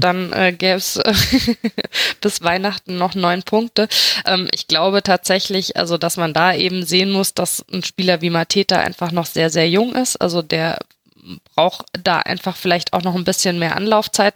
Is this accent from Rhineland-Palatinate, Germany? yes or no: yes; Mainz, Rhineland-Palatinate, Germany; als Mainzer